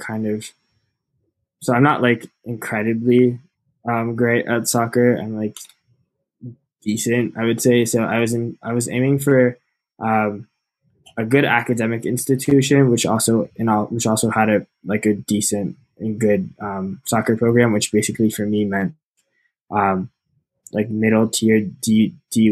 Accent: New York City, New York, United States; moved away as an adult; now in Bethlehem, United States; I grew up in New York City

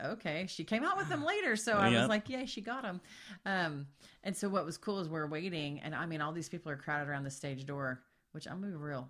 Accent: Burleson, Texas, United States; we're from Burleson, Texas.

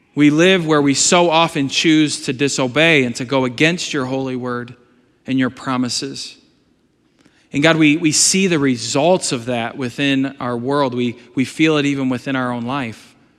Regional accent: United States; Am I American? Yes

